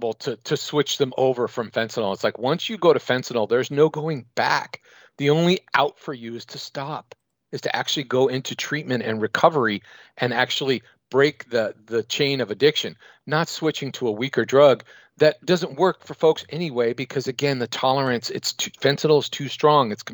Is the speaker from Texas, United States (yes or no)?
no; San Francisco, California, United States; I'm from San Francisco, which is one of the epicenters of the opioid crisis in North America